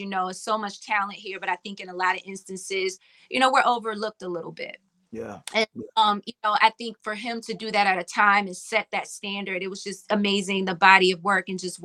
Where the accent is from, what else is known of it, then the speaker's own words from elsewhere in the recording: Virginia, United States; I'm from Virginia